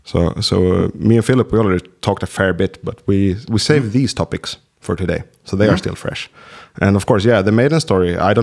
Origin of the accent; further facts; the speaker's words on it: Sweden; For us Swedes